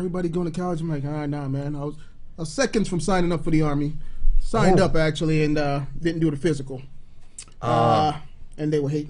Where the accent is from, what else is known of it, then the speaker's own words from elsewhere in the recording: Jamaica; also born or lived in Brooklyn, New York / Bronx, New York; now in United States; Born in Jamaica, still a Jamaican citizen.